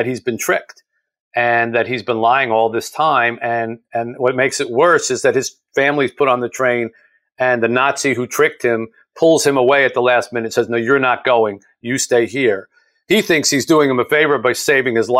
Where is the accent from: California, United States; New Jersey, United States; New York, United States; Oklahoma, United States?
New Jersey, United States; this little town where I grew up in South Jersey